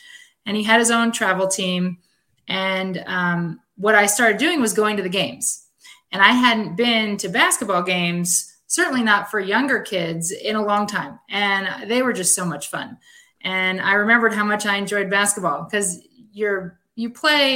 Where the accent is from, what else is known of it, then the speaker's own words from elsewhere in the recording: East Coast, United States; moved away as an adult; also born or lived in Spokane, Washington; I'm from the East Coast